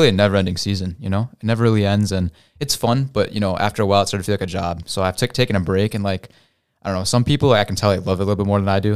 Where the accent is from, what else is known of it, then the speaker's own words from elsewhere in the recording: St. Charles, Illinois, United States; grew up in Saint Charles, you know, so it's super white